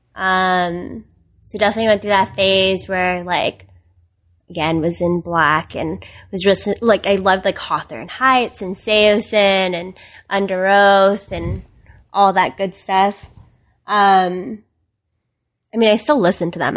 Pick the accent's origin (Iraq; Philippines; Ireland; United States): Philippines; moved away; I wasn't born here. I was born in the Philippines